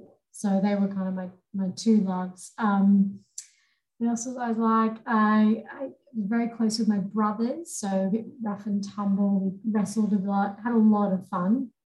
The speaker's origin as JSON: {"language": "English", "country": "Papua New Guinea", "tie": "born or raised there", "also_born_or_lived": "Sydney, Australia", "moved": "yes", "said": "the juxtaposition between growing up in New Guinea and then moving to Sydney."}